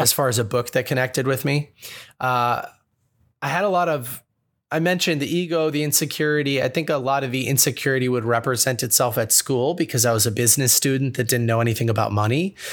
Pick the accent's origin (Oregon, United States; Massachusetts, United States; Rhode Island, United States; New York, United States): Massachusetts, United States; Boston; Growing up in Boston